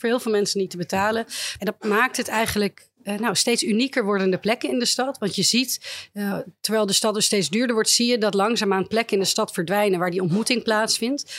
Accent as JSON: {"language": "Dutch", "town": "Amsterdam", "region": "North Holland", "country": "Netherlands"}